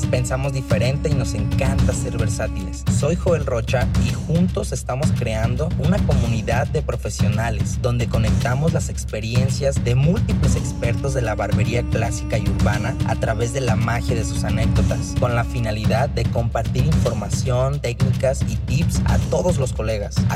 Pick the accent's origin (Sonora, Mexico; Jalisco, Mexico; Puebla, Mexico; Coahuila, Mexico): Jalisco, Mexico; Guadalajara; Soy tapatío. Ándale, Así no, de, pues de, Guadalajara